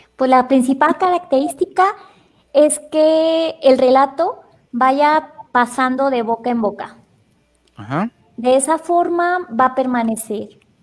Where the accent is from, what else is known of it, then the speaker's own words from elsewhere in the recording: Salamanca, Guanajuato, Mexico; also born or lived in Chiapas, Mexico; soy de aquí de Salamanca